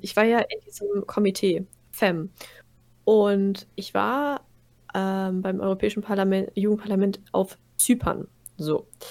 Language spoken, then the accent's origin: German; Germany; wir kommen aus Deutschland